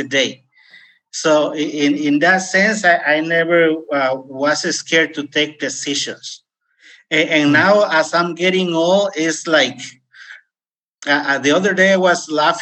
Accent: Mexico; English is a second language; moved away as an adult; also born or lived in California, United States / Costa Rica; now in United States; at age 19, I left my home state and immigrated to United States. In fact, I didn't finish my high school in Mexico

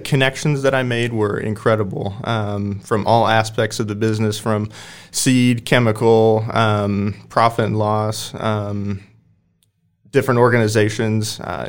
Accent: Waverly, Nebraska, United States; from Waverly, Nebraska.

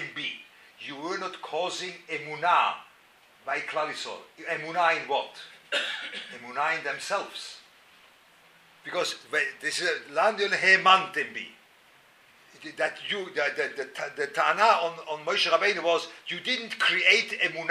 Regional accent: Lucerne, Switzerland; moved away; I was growing up in Luzern

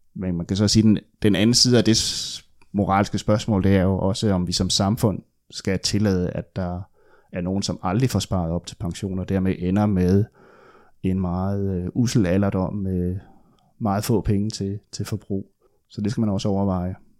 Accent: West Funen, Southern Denmark, Denmark; moved away; also born or lived in Odense / Aarhus / Copenhagen; jeg er opvokset på Vestfyn

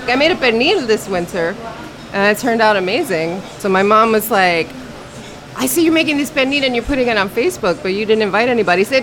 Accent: New York City, New York, United States; right near where I grew up on the Lower East Side of Manhattan.

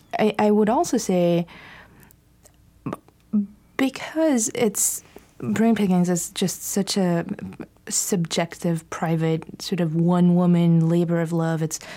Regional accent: Bulgaria; moved away; growing up in Bulgaria and the atheism and the extreme resistance, not just to religion, but to spirituality

